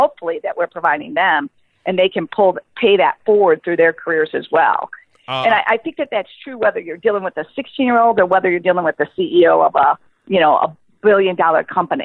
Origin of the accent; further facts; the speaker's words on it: Chicago, Illinois, United States; I'm from Chicago